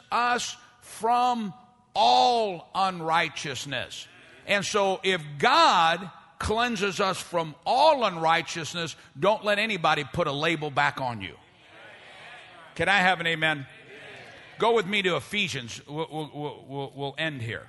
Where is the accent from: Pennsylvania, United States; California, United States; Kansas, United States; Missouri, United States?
Missouri, United States; St. Louis; I'm from South St. Louis.